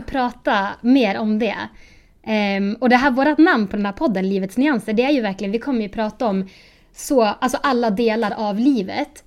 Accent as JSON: {"language": "Swedish", "town": "Sundsvall", "region": "Västernorrland County", "country": "Sweden", "moved": "yes", "lives_now": "Uppsala, Sweden", "said": "Jag är egentligen från Sundsvall, men jag bor i Uppsala nu"}